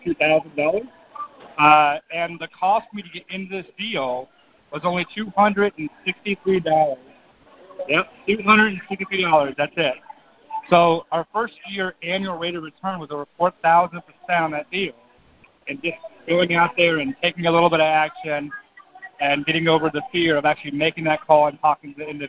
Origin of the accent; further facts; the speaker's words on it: Louisville, Kentucky, United States; This is … and …. We're from Louisville, Kentucky.